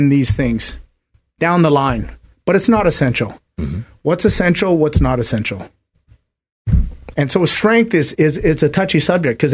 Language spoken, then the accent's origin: English; Canada; I'm Canadian